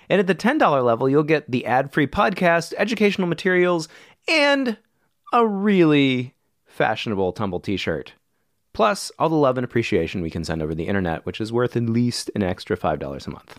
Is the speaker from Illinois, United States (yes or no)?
yes; Chicago, Illinois, United States; now in Texas, United States; I grew up in Chicago